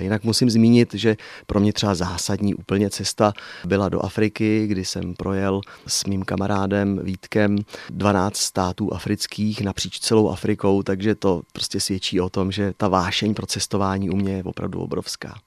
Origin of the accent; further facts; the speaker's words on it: České Budějovice, South Bohemian Region, Czechia; now in Sedlčany region, Czech Republic; budějovický rodák mám k Budějovicím pořád je velmi silný vztah